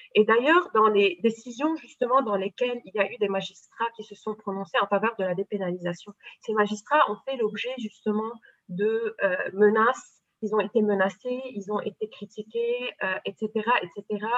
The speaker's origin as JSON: {"language": "French", "country": "Lebanon", "said": "mais je suis libanaise, euh, j'ai euh, fait mes études au Liban. ma culture est une culture libanaise"}